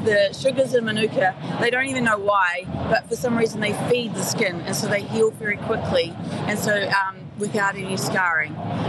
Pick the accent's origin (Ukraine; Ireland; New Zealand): New Zealand; we're from New Zealand